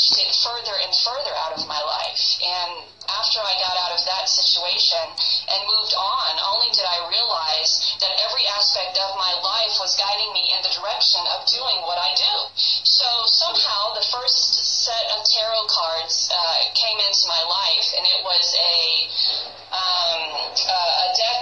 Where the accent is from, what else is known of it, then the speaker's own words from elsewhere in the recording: New Orleans, Louisiana, United States; moved away; I'm originally from New Orleans, Louisiana, so I grew up around a lot of that culture